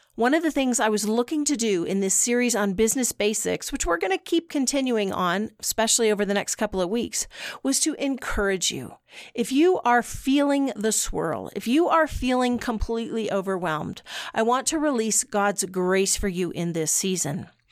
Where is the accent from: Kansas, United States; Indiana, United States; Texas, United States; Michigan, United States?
Kansas, United States; western; I'm from Wes, I was born in western Kansas.